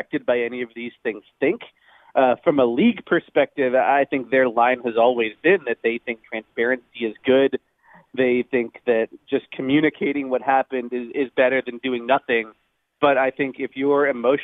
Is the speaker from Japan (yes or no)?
no; Toronto, Ontario, Canada; I'm from Toronto